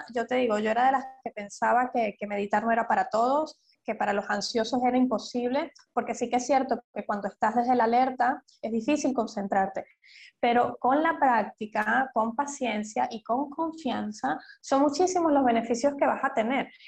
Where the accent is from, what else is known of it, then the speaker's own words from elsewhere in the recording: Venezuela; moved away; also born or lived in London; soy venezolana